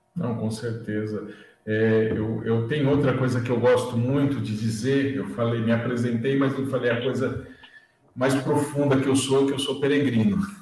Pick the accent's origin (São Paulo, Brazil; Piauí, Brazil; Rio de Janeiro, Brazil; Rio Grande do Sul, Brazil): São Paulo, Brazil; Santo André; eu sou de Santo André, né? eu sou aqui da região próxima